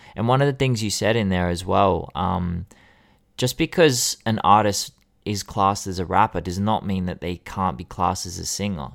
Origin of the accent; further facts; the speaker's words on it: Sydney, New South Wales, Australia; I grew up in Sydney.